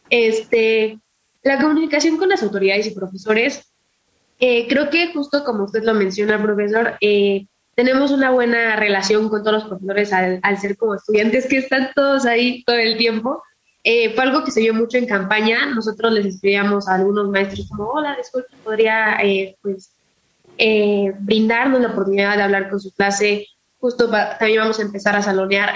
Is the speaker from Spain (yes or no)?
no; Morelos, Mexico; Mi bisabuelo eh, fue presidente en mi pueblo